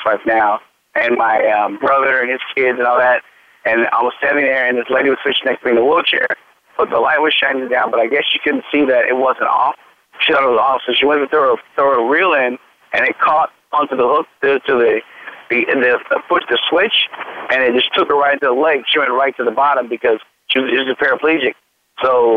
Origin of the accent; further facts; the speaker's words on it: United States; I believe that I am an American. I may have a lot of mixture in me, but ultimately I am an American